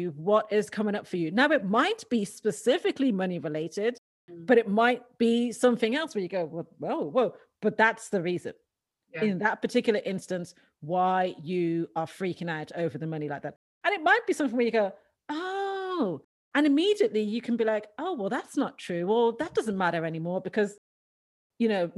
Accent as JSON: {"language": "English", "town": "Dublin", "region": "Leinster", "country": "Ireland", "tie": "born or raised there", "said": "I grew up in Dublin in Ireland, and I was an only girl."}